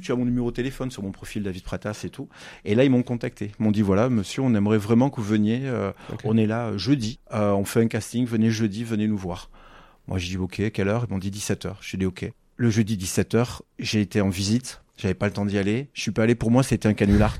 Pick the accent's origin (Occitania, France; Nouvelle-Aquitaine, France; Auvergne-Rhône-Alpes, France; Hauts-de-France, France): Occitania, France; Figeac; also born or lived in Toulouse; je suis né à Figeac